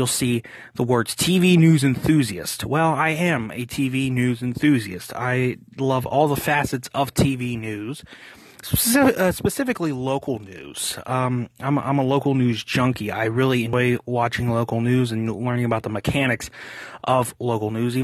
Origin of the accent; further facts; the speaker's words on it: Pittsburgh, Pennsylvania, United States; I'm originally from Pittsburgh